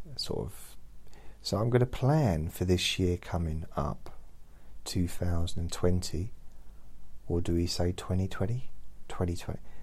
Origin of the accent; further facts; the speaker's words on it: London, United Kingdom; moved away; I was born in London, but I lived in London for many years